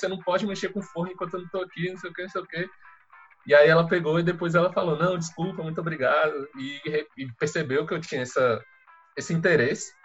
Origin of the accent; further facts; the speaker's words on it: Mara Rosa, Goiás, Brazil; moved away; also born or lived in Brasília; esse povoado é na cidade de Mara Rosa, Goiás, no norte de Goiás, perto da, da cidade de Uruaçu, que é a cidade mais conhecida daquele local. É, eu nasci lá, cresci no